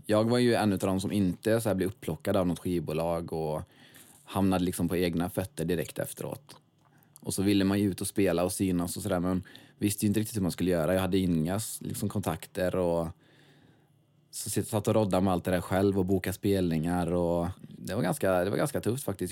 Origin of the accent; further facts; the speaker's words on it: Svenljunga, Västra Götaland, Sweden; Jag kommer ifrån Svenljunga.